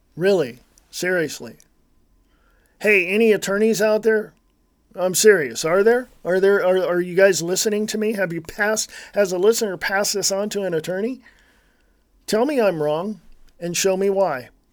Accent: United States; I'm an American. I was born and raised right here in the United States of America

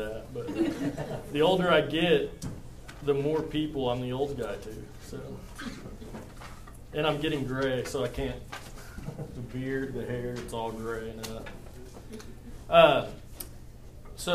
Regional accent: Perry, Oklahoma, United States; I was born and raised in Perry, Oklahoma.

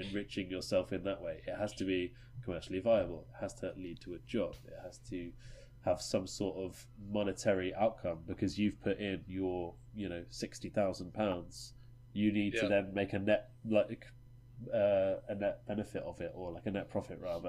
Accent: Norwich, East of England, United Kingdom; we're all from Norwich

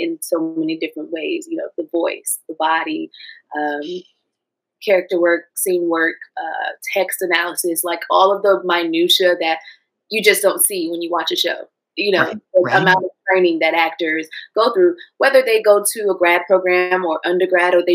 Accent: Durham, North Carolina, United States; moved away as an adult; also born or lived in Washington, D.C. / New Haven, Connecticut; growing up in Durham, always going to the, you know, basketball game

